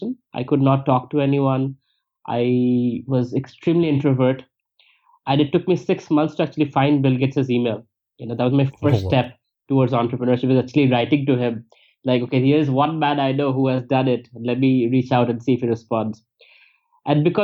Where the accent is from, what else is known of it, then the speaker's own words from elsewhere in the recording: India; moved away as an adult; also born or lived in United States; I was not judged for being Indian or brown